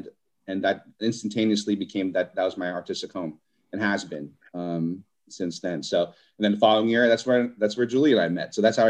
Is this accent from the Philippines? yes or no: yes; Philippines; I'm Filipino, sorry.